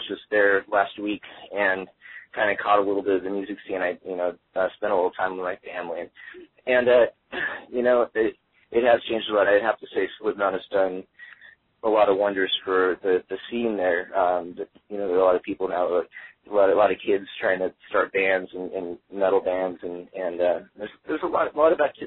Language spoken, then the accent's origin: English; Des Moines, Iowa, United States; moved away as an adult; now in Los Angeles, United States; growing up in Des Moines